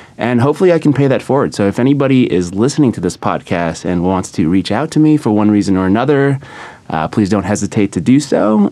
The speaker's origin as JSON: {"language": "English", "town": "San Diego", "region": "California", "country": "United States", "moved": "yes", "lives_now": "New York, United States", "said": "I'm from San Diego, California"}